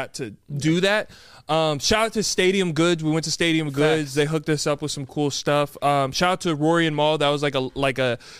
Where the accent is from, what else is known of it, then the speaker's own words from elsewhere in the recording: the South, United States; I'm from the South. My mom, I have a black mother. She raised me.